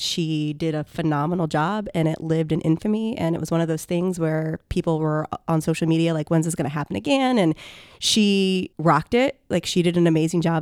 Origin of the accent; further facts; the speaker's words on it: Lima, Ohio, United States; now in Columbus, United States; I grew up in Lima, Ohio